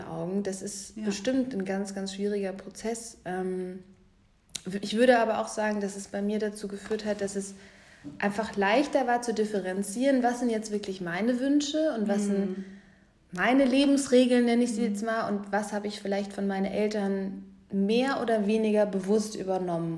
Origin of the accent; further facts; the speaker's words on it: Fulda, Hesse, Germany; moved away; ich komme aus Fulda